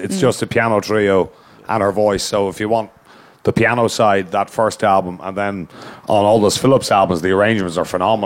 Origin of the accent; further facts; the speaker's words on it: Ireland; as an Irish person